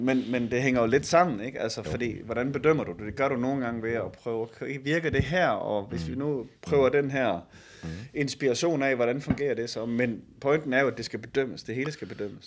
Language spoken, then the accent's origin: Danish; Denmark; som danskere